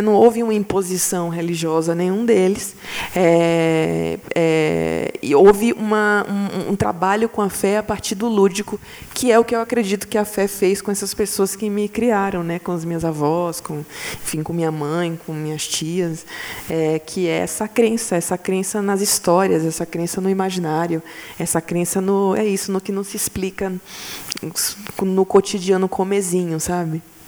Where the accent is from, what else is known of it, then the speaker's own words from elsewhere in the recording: Bahia, Brazil; eu sou baiana